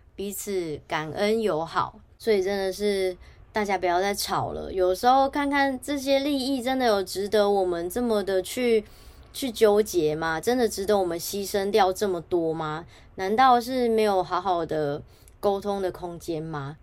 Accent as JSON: {"language": "Chinese", "country": "Taiwan", "said": "我就直接说我是来自台湾"}